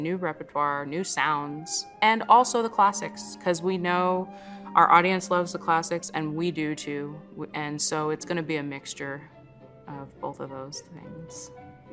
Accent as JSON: {"language": "English", "town": "New York City", "region": "New York", "country": "United States", "tie": "born or raised there", "moved": "yes", "lives_now": "Milwaukee, United States", "said": "I grew up in New York City."}